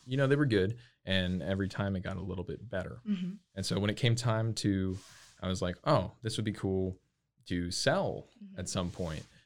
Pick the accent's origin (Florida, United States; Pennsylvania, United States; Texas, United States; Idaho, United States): Texas, United States; Lake Jackson; moved away as an adult; now in Waco, United States; I'm originally from south of Houston